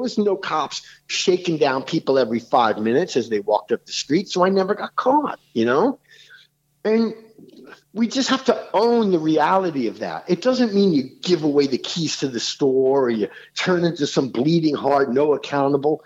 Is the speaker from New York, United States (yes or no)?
yes; New York City, New York, United States; I grew up in New York City